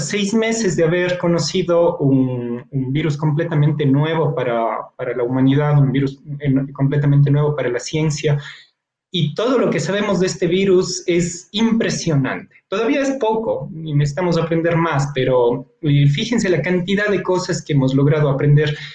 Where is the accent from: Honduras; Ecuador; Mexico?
Ecuador; como científico, como ecuatoriano